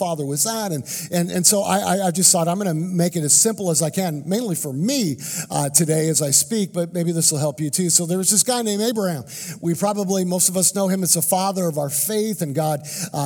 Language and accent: English; Canada; now in United States; I'm a Canadian, And I grew up in Canada. I was born in Canada